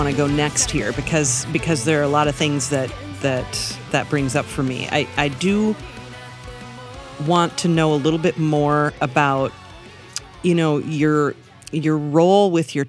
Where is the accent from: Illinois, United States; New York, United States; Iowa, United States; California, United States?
Iowa, United States; Like me growing up in Central Iowa, I didn't know people who watched anime